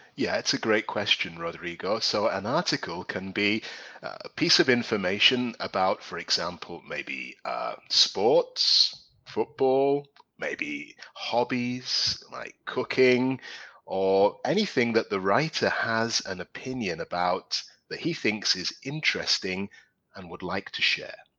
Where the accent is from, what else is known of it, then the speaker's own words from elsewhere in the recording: Newcastle upon Tyne, North East England, United Kingdom; also born or lived in London; now in Spain; I'm originally from London, but when I was small, I moved to the northeast of England, a place called Newcastle.